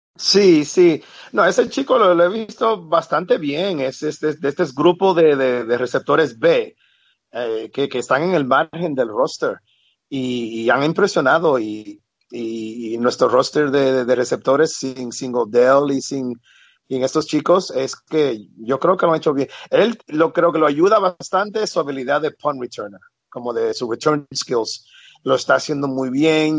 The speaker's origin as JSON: {"language": "Spanish", "town": "New York City", "region": "New York", "country": "United States", "moved": "yes", "lives_now": "Barcelona, Spain", "said": "yo soy eh, de Nueva York, pero estoy en Barcelona"}